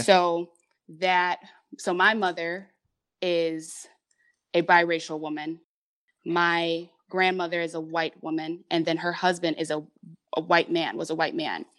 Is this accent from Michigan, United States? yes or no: yes; Detroit, Michigan, United States; also born or lived in Hamtramck; I was born in Detroit, but right away, um, we had, we were living in, um, Hamtramck